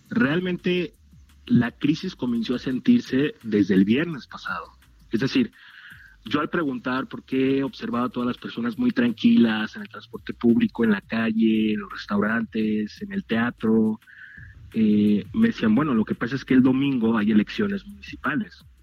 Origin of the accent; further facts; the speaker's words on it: Mexico; como mexicanos